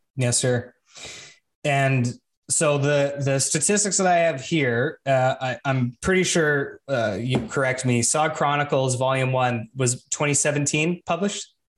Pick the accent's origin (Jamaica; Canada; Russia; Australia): Canada; I'm Canadian